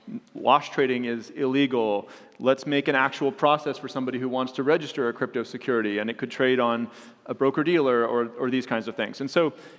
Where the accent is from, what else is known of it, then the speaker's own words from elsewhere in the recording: United States; I'm an American